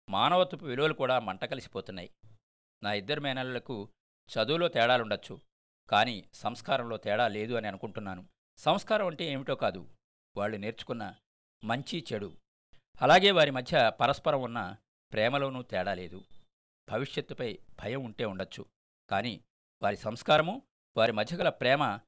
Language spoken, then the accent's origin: Telugu; Kopparru, Andhra Pradesh, India; మా స్వగ్రామం కొప్పర్లో